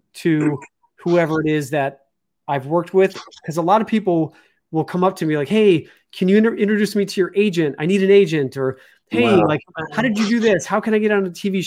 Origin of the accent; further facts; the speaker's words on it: Chicago, Illinois, United States; moved away; I'm from Chicago